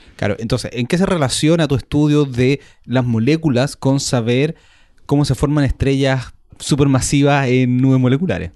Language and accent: Spanish; Chile; porque somos chilenos